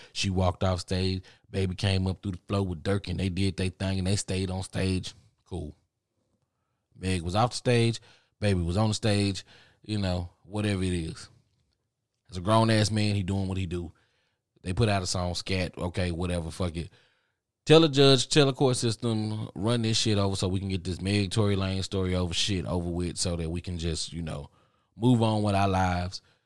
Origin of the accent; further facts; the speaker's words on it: Dallas, Texas, United States; I'm from Dallas